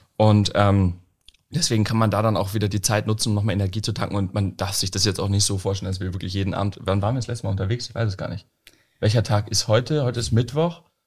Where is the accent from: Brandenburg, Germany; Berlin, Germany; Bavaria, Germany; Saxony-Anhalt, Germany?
Bavaria, Germany; Munich; moved away as an adult; now in Lüneburg, Germany; Ich komme aus München ja ursprünglich. Ähm, und ich bin jetzt hier hochgezogen